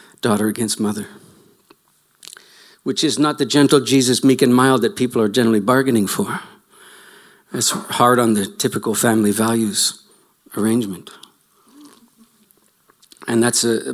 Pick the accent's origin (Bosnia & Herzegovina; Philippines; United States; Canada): Canada